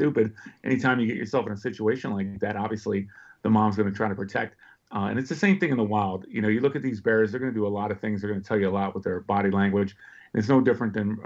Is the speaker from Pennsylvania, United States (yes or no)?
yes; Pittsburgh, Pennsylvania, United States; now in Northern Virginia, United States; I was born and raised in Pittsburgh